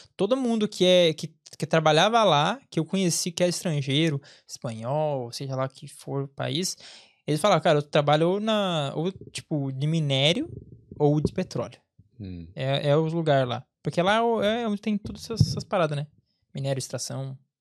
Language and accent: Portuguese; interior of São Paulo, Brazil; moved away as an adult; also born or lived in Angola; now in Ireland; eu venho do interior de São Paulo